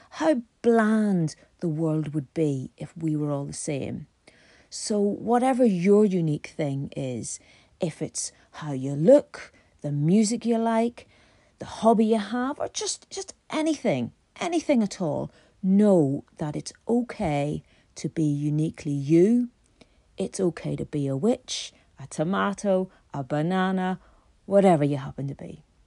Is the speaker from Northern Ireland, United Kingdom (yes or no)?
yes; Belfast, Northern Ireland, United Kingdom; When I was a teenager growing up in Belfast